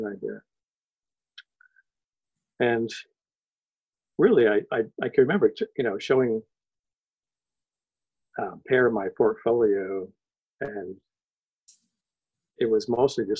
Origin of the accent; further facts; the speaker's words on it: Connecticut, United States; I was born in Connecticut, so I was raised in New England, and I'm definitely a New England person